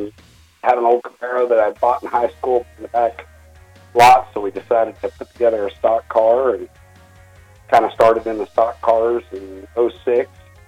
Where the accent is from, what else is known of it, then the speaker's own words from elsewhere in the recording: Haviland, Kansas, United States; now in Stafford, United States; I'm out of Stafford, Kansas. Grew up around Havlin, Kansas. Live here.